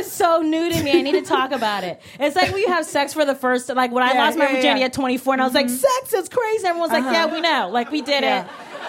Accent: Cleveland, Ohio, United States; I'm from Cleveland, Ohio. And he's like, LOL, no, what's your ethnicity? And I was like, black?

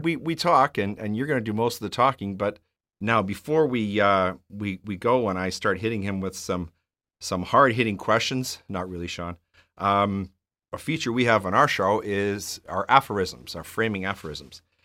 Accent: Edmonton, Alberta, Canada; I grew up in Edmonton

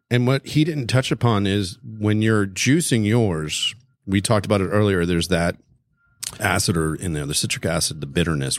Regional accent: South Florida, United States; I grew up in South Florida

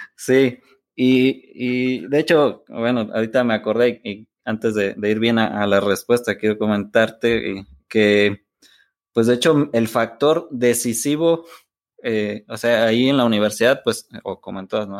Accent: San Miguel Palmas, Querétaro, Mexico; mi familia materna, que, es con quien, pues, con quien crecí, es de un poblado que se llama San Miguel Palmas

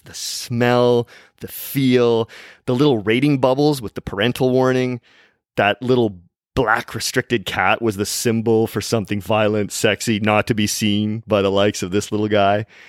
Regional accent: Vancouver, British Columbia, Canada; in my hometown city of Vancouver

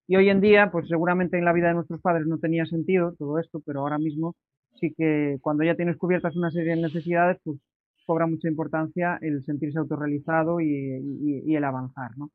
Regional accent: Galicia, Spain; como buen gallego

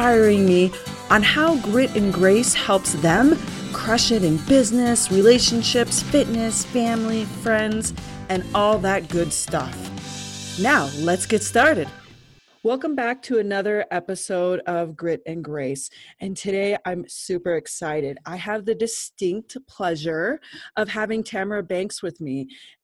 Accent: Colorado, United States; so close to my heart because it went through my hometown

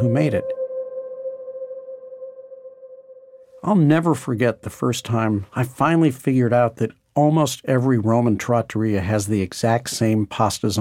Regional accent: St. Louis, Missouri, United States; growing up in St. Louis

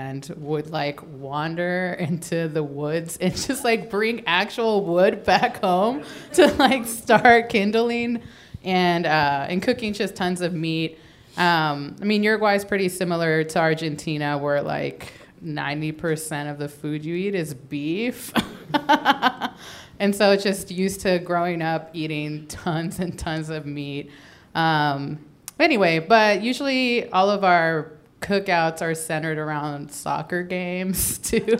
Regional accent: Houston, Texas, United States; now in Los Angeles, United States; I'm actually from Houston

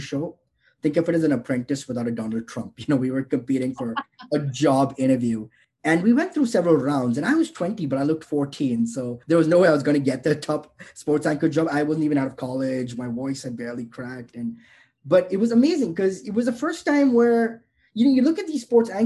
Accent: Mumbai, Maharashtra, India; moved away; I grew up in Bombay, India

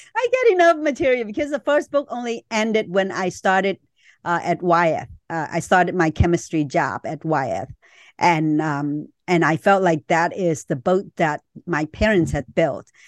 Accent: Vietnam; moved away; I was born in Vietnam

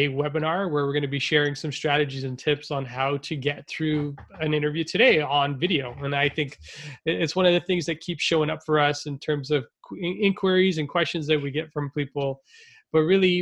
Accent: Canada; I was born in Canada, but my parents were immigrants

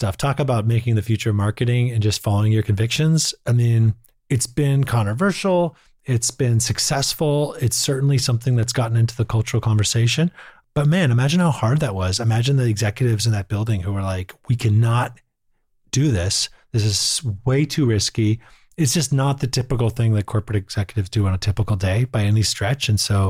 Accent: Boston, Massachusetts, United States; I'm from Boston

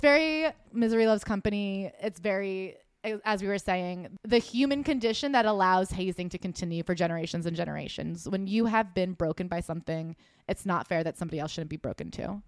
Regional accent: United States; as an American

